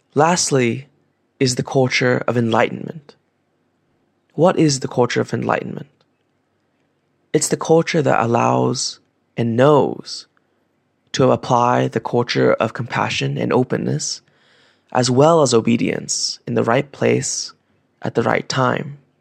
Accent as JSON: {"language": "English", "country": "Vietnam", "tie": "born or raised there", "said": "Growing up in Vietnam"}